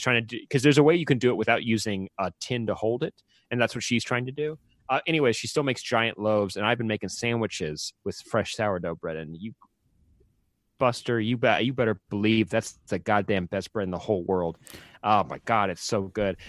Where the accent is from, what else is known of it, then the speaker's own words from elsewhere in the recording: Santa Clarita, California, United States; I grew up in Santa Clarita, which is where, uh, Magic Mountain, uh, the Six Flags Magic Mountain is